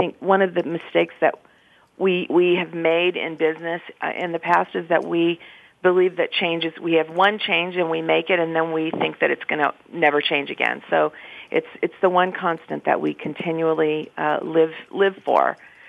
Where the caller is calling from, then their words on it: Baltimore, Maryland, United States; I am in Baltimore, Maryland, and I'm drinking a protein shake.